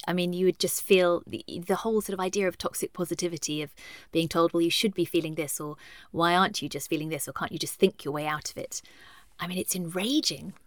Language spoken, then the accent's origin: English; United Kingdom